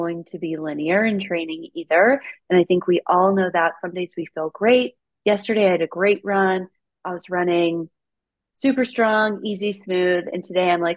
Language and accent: English; Midwest, United States; now in Colorado, United States; I'm from the Midwest